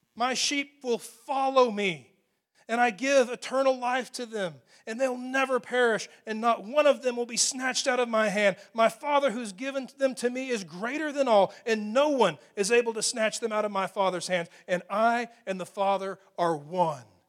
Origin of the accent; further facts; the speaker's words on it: Texas, United States; especially as Texans